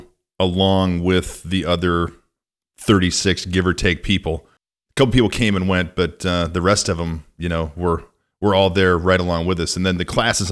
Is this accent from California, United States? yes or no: no; Mount Carroll, Illinois, United States; moved away; growing up in Mount Carroll